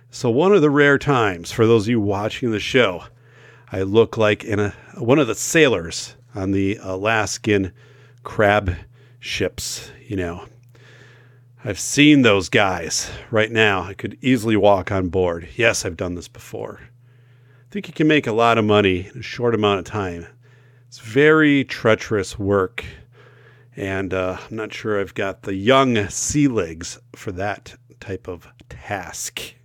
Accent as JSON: {"language": "English", "region": "northern Wisconsin", "country": "United States", "tie": "born or raised there", "said": "I grew up in in more of northern Wisconsin. I live now in southern Wisconsin"}